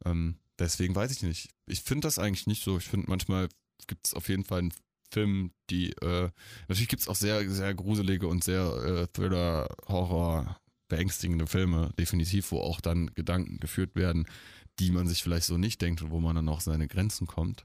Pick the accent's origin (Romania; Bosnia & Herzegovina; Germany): Germany; Eifel, near Monschau, North Rhine-Westphalia; ich bin ja in der Eifel aufgewachsen, in der Nähe von Monschau